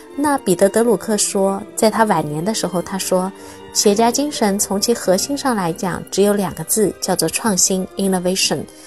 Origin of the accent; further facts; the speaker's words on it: China; 我是一个中国人